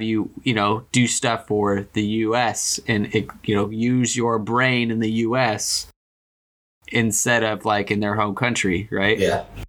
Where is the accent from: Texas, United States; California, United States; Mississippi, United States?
California, United States; growing up in uh, in California